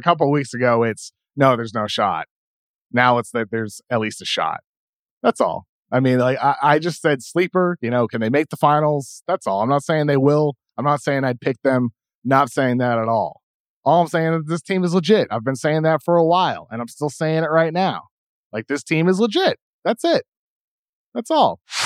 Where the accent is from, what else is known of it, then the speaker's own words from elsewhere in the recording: East Coast, United States; growing up on the East Coast